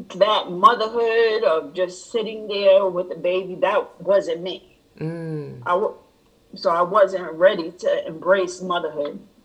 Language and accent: English; Rhode Island, United States; moved away as an adult; now in Georgia, United States; I am originally from Rhode Island